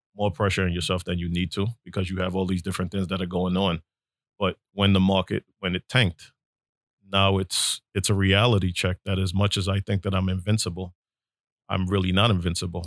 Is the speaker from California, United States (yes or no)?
no; New York City, New York, United States; me growing up in Brooklyn